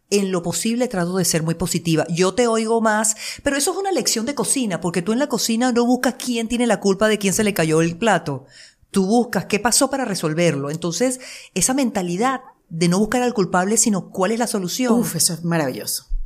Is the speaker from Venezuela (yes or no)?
yes; Venezuela; accent: Venezuelan; moved away as an adult; also born or lived in Miami, United States / Las Vegas, United States; now in United States